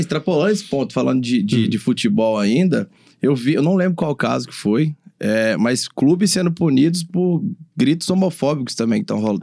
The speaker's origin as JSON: {"language": "Portuguese", "region": "Minas Gerais", "country": "Brazil", "also_born_or_lived": "Vitória", "said": "eu, como mineiro, me identifico."}